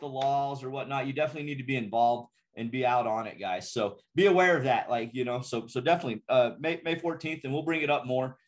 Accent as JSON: {"language": "English", "town": "Ruidoso", "region": "New Mexico", "country": "United States", "said": "I'm from Ruidoso"}